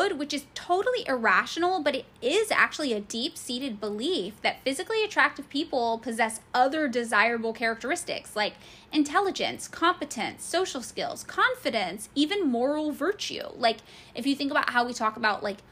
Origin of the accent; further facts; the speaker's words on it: United States; I am painfully American, and I am not very well traveled. I've never left North America